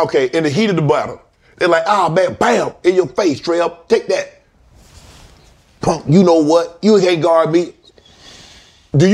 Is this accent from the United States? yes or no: yes; Georgia, United States; moved away; also born or lived in Atlanta; I'm from Georgia, lived in Atlanta, still got a place there.